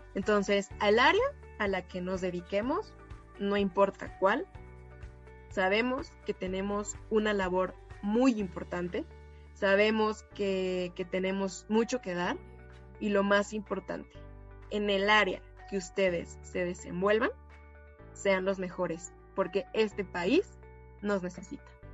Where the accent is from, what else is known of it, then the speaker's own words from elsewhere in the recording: Mexico; como mexicana y dos como orgullosa universitaria de la FMBZ